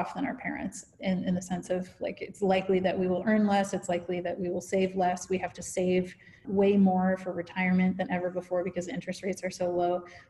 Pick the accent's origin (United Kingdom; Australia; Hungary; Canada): Canada; born there; I'm actually Canadian by birth, but I've lived around the world.